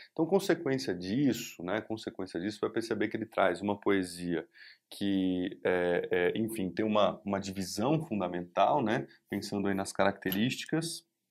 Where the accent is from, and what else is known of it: Brazil